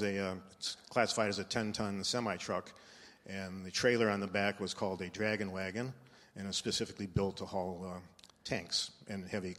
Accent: Detroit, Michigan, United States; also born or lived in New Orleans, Louisiana; I was born in New Orleans, Louisiana, in May of 1948. And my dad, as you said, was a pastor, and he received a call in 1953 to go to a mission church in Detroit. So I was basically raised in Detroit.

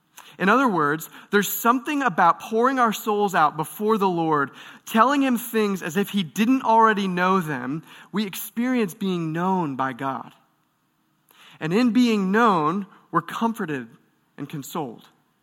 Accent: Michigan, United States; I grew up in Michigan, just outside of Detroit

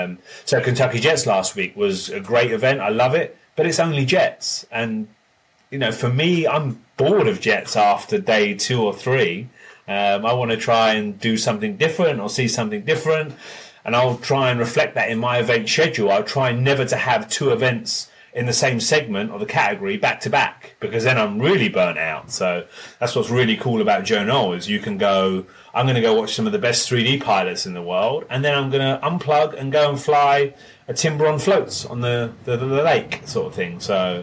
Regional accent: England, United Kingdom; moved away; Even when I came from England, it was with the Horizon team

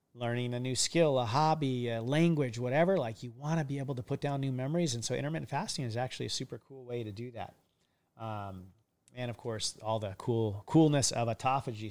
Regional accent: Hawaii, United States; I'm a kid from Hawaii for 30 plus years of my life

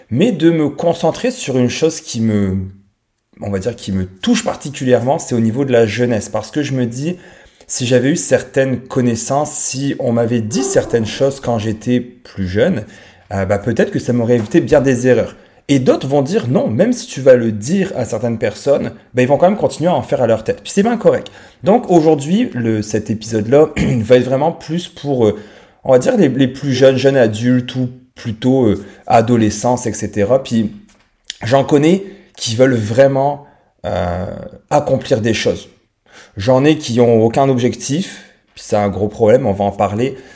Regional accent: France; accent: French; j'ai 36 ans actuellement. j'ai un petit accent français parce que je viens de France.

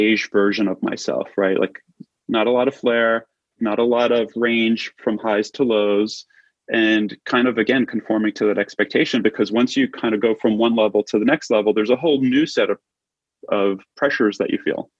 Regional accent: New York City, New York, United States; moved away as an adult; also born or lived in Manhattan; now in Los Angeles, United States; I was born and raised in Brooklyn

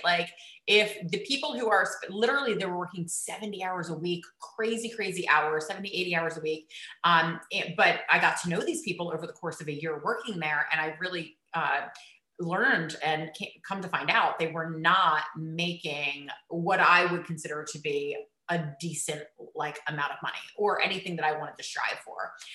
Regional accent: East Coast, United States; I grew up on the East Coast

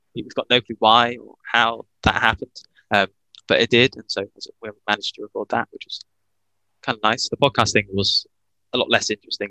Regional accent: Worcester, West Midlands, United Kingdom; also born or lived in Bath; I'm from Worcester.

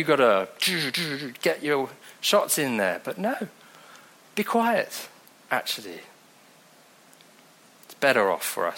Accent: Devon, South West England, United Kingdom; accent: Devonshire; also born or lived in Mozambique; I'm from Devon. Comes out with a Devonshire accent.

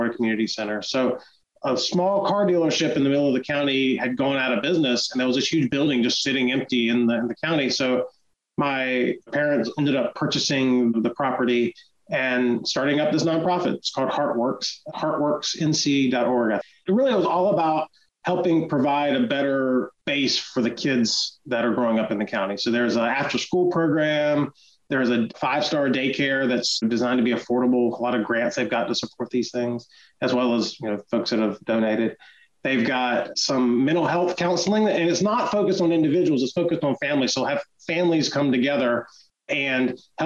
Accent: Chesapeake, Virginia, United States; moved away; We grew up actually in Chesapeake

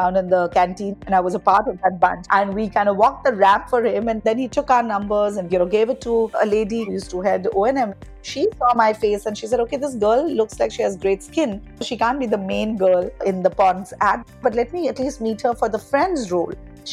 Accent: Dhanbad, Jharkhand, India; also born or lived in Jamshedpur / Calcutta; Growing up in Dhanbad was especially beautiful because neighbors were wonderful

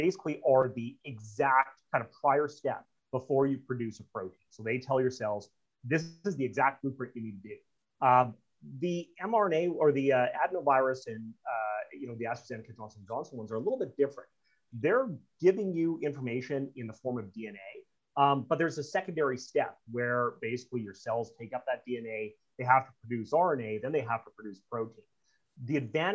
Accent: Canada; part of being a Canadian

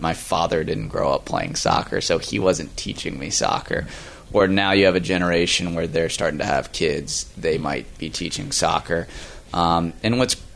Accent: Virginia, United States; now in Florida, United States; Growing up in Virginia

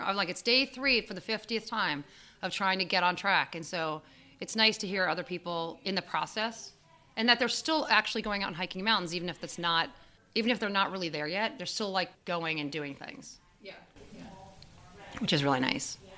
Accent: New York, United States; I'm from New York, where there's no there aren't mountains really nearby

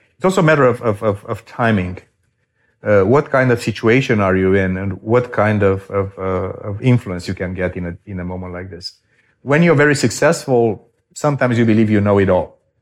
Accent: Romania; moved away as an adult; my home country of Romania

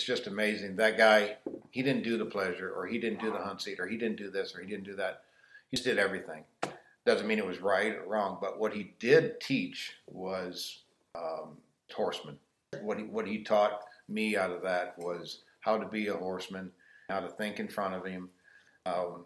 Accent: Helenville, Wisconsin, United States; I am from Helenville, Wisconsin. That's southern Wisconsin. And my family, they did the horses

